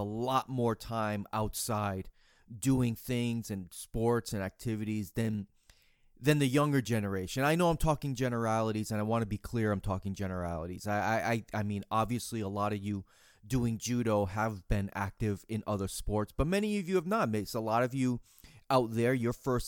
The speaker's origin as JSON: {"language": "English", "town": "Boston", "region": "Massachusetts", "country": "United States", "tie": "born or raised there", "said": "I grew up in Boston area"}